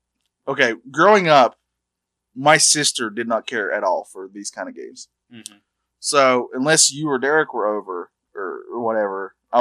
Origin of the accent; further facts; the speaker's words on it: North Carolina, United States; we're both born and bred in North Carolina.